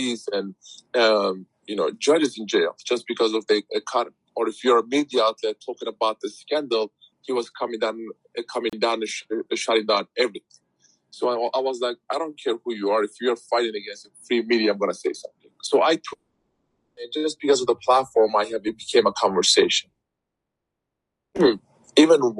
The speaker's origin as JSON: {"language": "English", "country": "Turkey", "moved": "yes", "said": "my activism started with Turkey because that's my home country"}